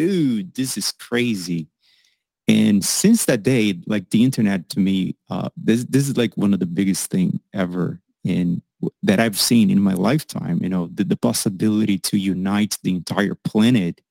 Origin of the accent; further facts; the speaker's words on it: Brazil; I'm probably the least Brazilian you've ever